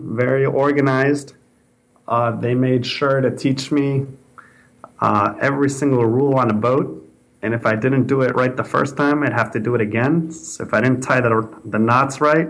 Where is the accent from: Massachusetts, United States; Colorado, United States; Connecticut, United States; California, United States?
Connecticut, United States; Greenwich; also born or lived in Boston; now in San Francisco, United States; back in Connecticut where I grew up